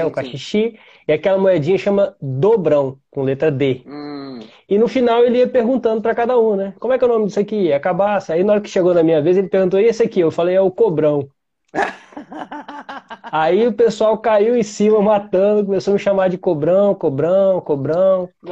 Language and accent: Portuguese; Vitória, Espírito Santo, Brazil; eu sou de Vitória, Espírito Santo